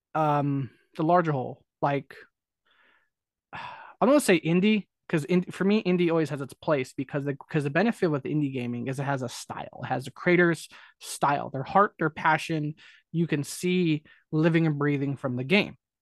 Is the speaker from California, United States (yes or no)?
yes; California, United States; I'm born and raised in California